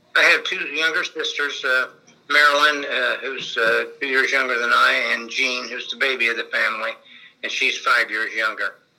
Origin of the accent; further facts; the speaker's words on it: Danville, Illinois, United States; now in Covington, United States; I was born in Danville, Illinois, which is just right across the state line in uh, 1949